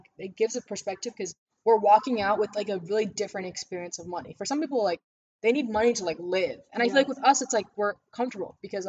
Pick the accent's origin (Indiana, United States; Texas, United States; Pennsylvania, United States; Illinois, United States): Illinois, United States; Naperville; We grew up in Naperville.